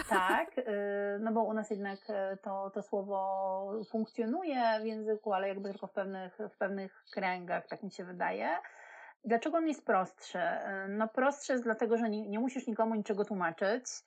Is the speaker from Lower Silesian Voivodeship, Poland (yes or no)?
yes; Wrocław, Lower Silesian Voivodeship, Poland; ja jestem z Wrocławia